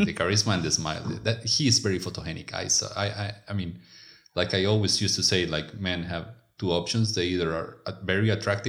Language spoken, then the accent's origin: English; Colombia; first language Spanish; English is a second language; moved away as an adult; now in Estonia; from Colombia.